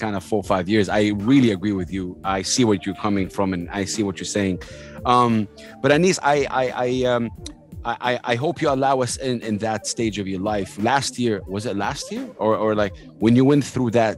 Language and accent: English; Saudi Arabia; I'm in Dubai right now. I'm from Saudi Arabia